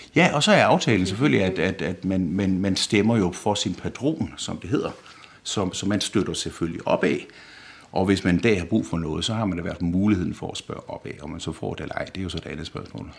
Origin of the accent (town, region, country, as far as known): Denmark; moved away as an adult; now in Rome, Italy